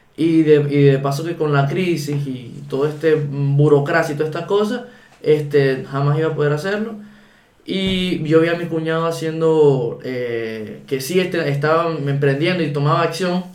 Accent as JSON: {"language": "Spanish", "town": "Ciudad Guayana", "region": "Bolívar", "country": "Venezuela", "tie": "born or raised there", "moved": "as an adult", "lives_now": "Chile", "said": "yo nací en Venezuela, obviamente. Yo nací en Guayana. Este, en la ciudad. Bueno, esta ciudad. Yo nací en Puerto Ordaz."}